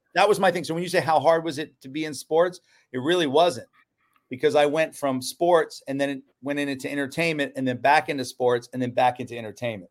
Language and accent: English; Orlando, Florida, United States; growing up in Orlando, I learned hospitality.